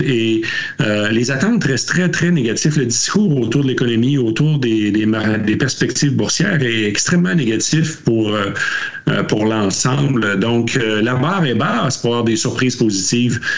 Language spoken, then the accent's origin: French; Quebec, Canada; on le voyait près de chez nous au Québec avant la pandémie